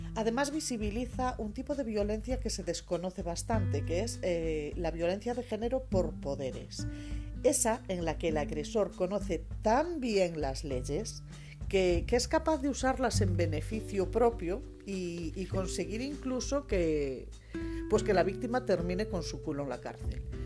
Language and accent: Spanish; Galicia, Spain